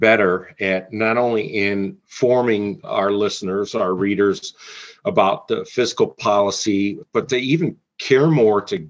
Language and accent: English; Mount Clemens, Michigan, United States; I'm from Mount Clemens, Michigan. So as someone who has lived in this state since the 80s